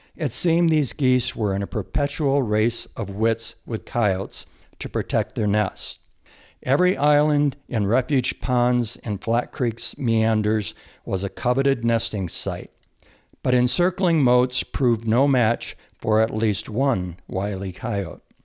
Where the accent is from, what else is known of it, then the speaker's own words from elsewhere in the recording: Michigan, United States; also born or lived in Jackson Hole, Wyoming; now in Montana, United States; I grew up and was very fortunate to grow up in the country, in a rural area of Michigan